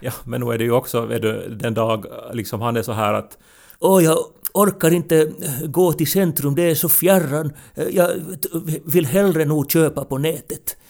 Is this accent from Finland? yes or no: yes; Ostrobothnia, Finland; Vi är ju också från en sån tradition där vi, alltså för att vi är österbottningar